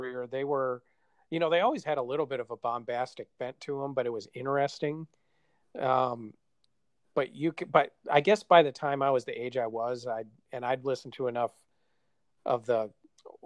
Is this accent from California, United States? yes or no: no; Wisconsin, United States; We're both from Wisconsin